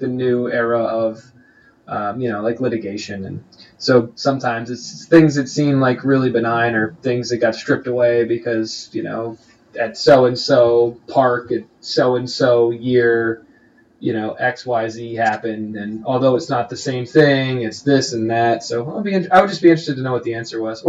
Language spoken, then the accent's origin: English; Eastern Pennsylvania, United States; also born or lived in Cincinnati, Ohio; I grew up in Eastern PA.